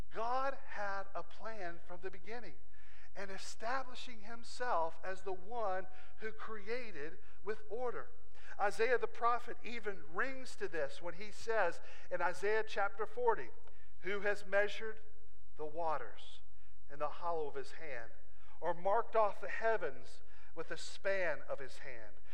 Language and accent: English; Southwest Virginia, United States; I'm just from Southwest Virginia